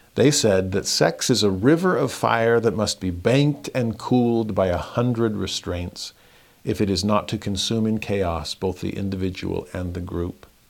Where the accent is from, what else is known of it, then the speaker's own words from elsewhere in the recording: Southern California, United States; growing up in Southern California